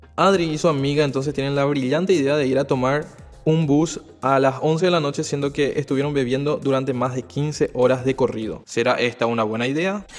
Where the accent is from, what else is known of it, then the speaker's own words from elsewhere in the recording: Paraguay; moved away as an adult; now in Asunción, Paraguay; soy del interior del país, de una ciudad muy pequeña, a unos 180 kilómetros de la capital